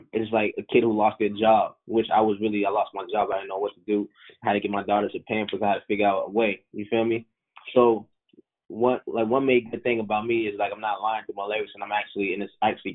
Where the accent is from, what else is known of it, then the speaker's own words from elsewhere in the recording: Boston, Massachusetts, United States; Boston, my hometown